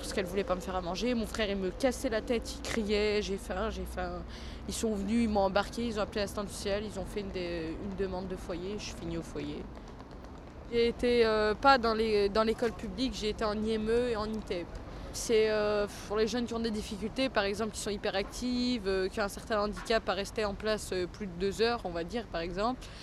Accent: Vénissieux, Auvergne-Rhône-Alpes, France; also born or lived in Perrache, Lyon; now in Lyon, France; j'ai 17 ans et je suis de Vénissieux

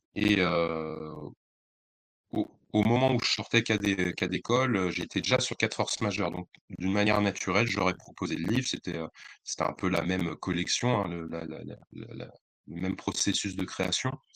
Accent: Bondy, Île-de-France, France; also born or lived in Le Blanc-Mesnil; je suis de Bondy, j'ai beaucoup habité au Blanc-Ménil, j'ai beaucoup traîné à Aulnay, donc c'est un peu ma sphère, c'est chez moi.

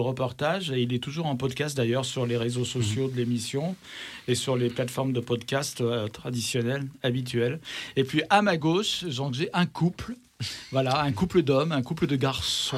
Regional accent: Lyon, Auvergne-Rhône-Alpes, France; ils sont lyonnais, nous sommes lyonnais

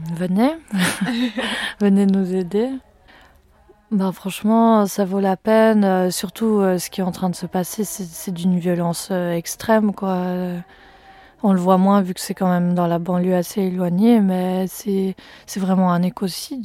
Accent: Fribourg, Switzerland; moved away as an adult; je viens de Suisse, du canton de Fribourg

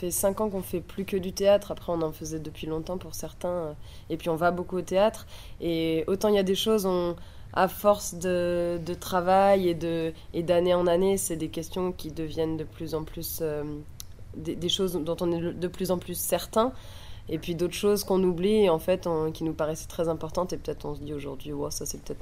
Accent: Toulouse, Occitania, France; On vient de Toulouse, mais on n'a pas beaucoup joué à Toulouse les années passées.

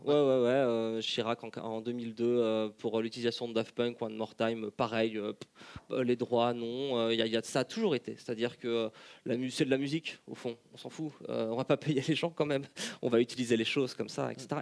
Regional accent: Lyon, Auvergne-Rhône-Alpes, France; je, viens, je viens de Lyon

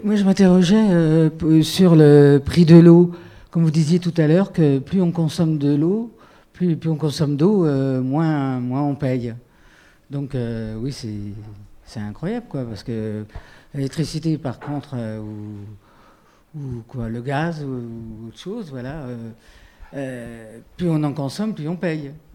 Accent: Finistère, Brittany, France; moved away; Je suis originaire du Finistère.

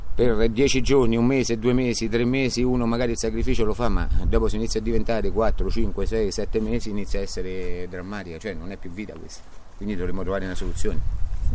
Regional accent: Amatrice, Lazio, Italy; also born or lived in Abruzzo (tradition); voglio rimanere alla matrice, voglio stare qui, voglio, eh, io sono innamorato delle mie montagne e della mia terra

